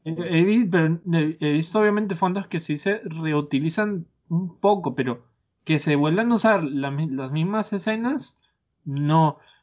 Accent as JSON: {"language": "Spanish", "country": "Peru", "moved": "yes", "lives_now": "San José, Costa Rica", "said": "yo soy de allá, soy peruano."}